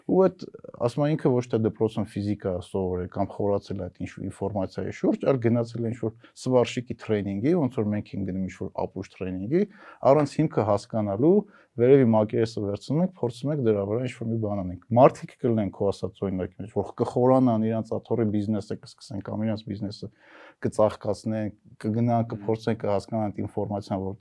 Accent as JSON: {"language": "Armenian", "country": "United States", "tie": "born there", "said": "ճիշտ ժամանակին եմ ծնվել, տղամարդ եմ ծնվել ու Ամերիկայում եմ ծնվել"}